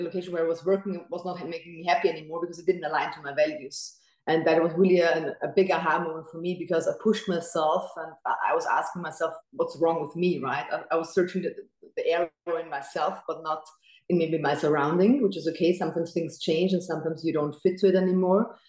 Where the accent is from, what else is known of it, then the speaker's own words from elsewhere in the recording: Austria; moved away as an adult; also born or lived in Dubai; I wanted to stay in my home country